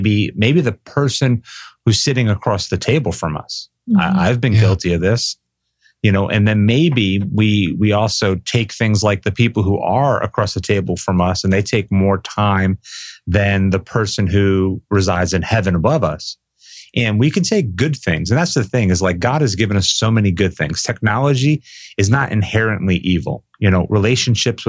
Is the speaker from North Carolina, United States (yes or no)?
no; Boca Raton, Florida, United States; I grew up in South Florida down in Boca Raton, just a few miles from the beach